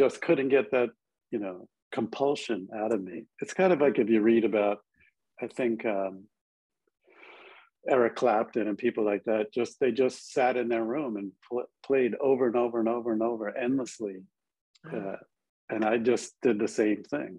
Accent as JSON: {"language": "English", "area": "Long Island", "region": "New York", "country": "United States", "tie": "born or raised there", "also_born_or_lived": "Buffalo, New York / Manhattan, New York", "moved": "as an adult", "said": "I grew up on Long Island"}